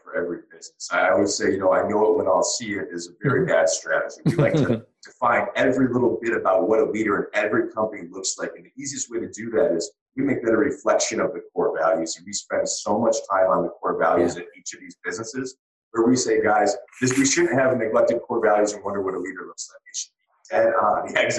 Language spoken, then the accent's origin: English; Michigan, United States; my hometown